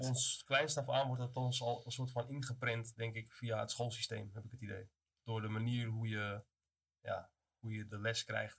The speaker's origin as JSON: {"language": "Dutch", "town": "Amsterdam", "region": "North Holland", "country": "Netherlands", "tie": "born or raised there", "moved": "as an adult", "lives_now": "Zaanstad, Netherlands", "said": "kom uit Amsterdam inderdaad. Mijn vader komt vanuit Amsterdam-Oost, moeder uit Zuid. Dus ik ben een beetje tussen beide opgegroeid daar"}